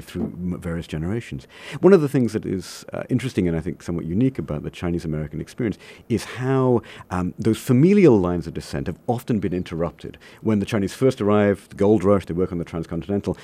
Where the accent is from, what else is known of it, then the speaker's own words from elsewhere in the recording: Coventry, West Midlands, United Kingdom; moved away as an adult; now in United States; my hometown in England is a place called Coventry